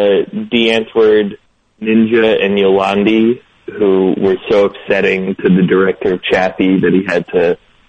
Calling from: Troy, New York, United States; I'm calling from Troy.

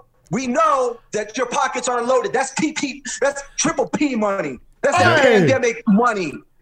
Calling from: Mexico City, Mexico; Hey, man, we're calling in from Mexico City.

